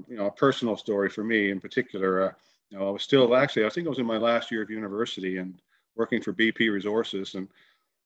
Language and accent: English; Grand Falls-Windsor, Newfoundland and Labrador, Canada; I'm a local boy in that I grew up in central Newfoundland. In fact, our flagship Moosehead project is only 20 kilometers east of my hometown, Grand Falls